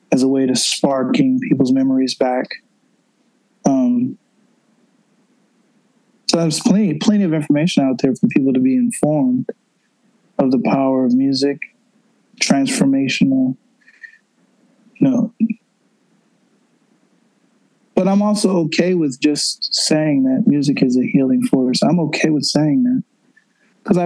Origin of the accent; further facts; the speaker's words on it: Buffalo, New York, United States; moved away as an adult; also born or lived in Washington, D.C. / Colorado / California; now in New York City, United States; my hometown, Buffalo, New York